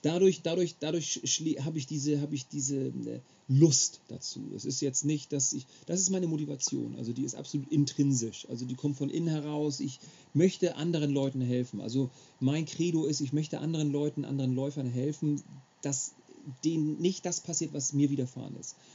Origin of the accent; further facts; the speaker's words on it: Schleswig-Holstein, Germany; ich bin gebürtiger Schleswig-Holsteiner